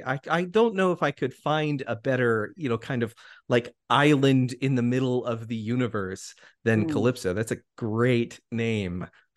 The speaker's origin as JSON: {"language": "English", "region": "Colorado", "country": "United States", "tie": "born or raised there", "said": "So I grew up in Colorado. That was where I spent most of my childhood, you know, and I grew up in a community that at the time was growing"}